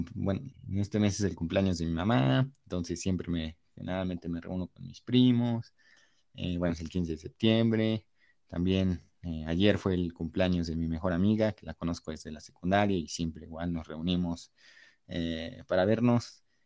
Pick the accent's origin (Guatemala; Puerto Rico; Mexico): Mexico; nacer en este país que ni siquiera elegí yo nacer en este país